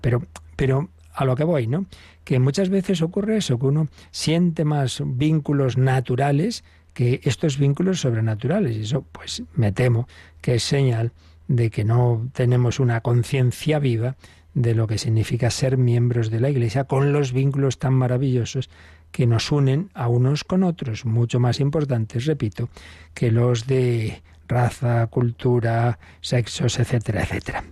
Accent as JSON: {"language": "Spanish", "country": "Spain", "said": "yo español"}